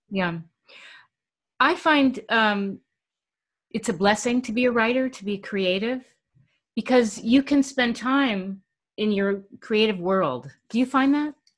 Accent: New York City, New York, United States; my life really consisted of fast food growing up in New York City

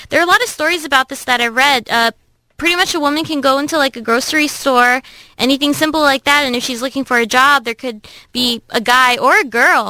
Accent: Philippines; now in Irvine, United States; in the Philippines, my home country

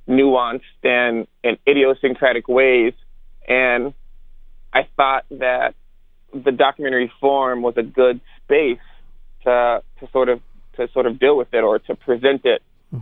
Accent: Germany; born there; Yeah, so I'm not originally from the South. You know, I was born in Germany and military brat, quote unquote

